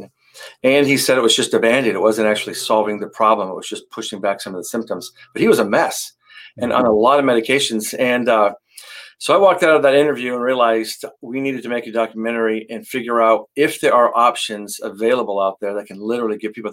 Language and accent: English; San Diego, California, United States; now in Los Angeles, United States; I'm originally from San Diego, born and raised, and I love that city, although I live in Los Angeles